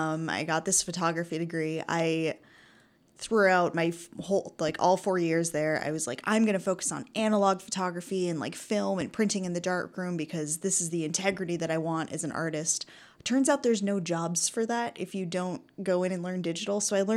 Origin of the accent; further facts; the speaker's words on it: United States; now in Canada; the reason I moved to Canada from the States was to go to Emily Carr University for photography.